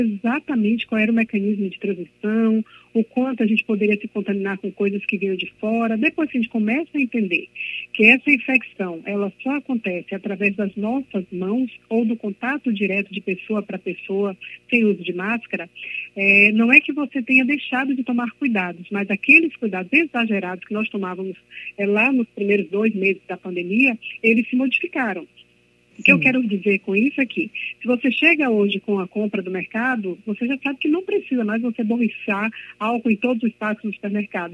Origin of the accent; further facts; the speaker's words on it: Belém, Pará, Brazil; now in Bahia, Brazil; eu sou de Belém do Pará, mas eu vivo na Bahia há mais de 30 anos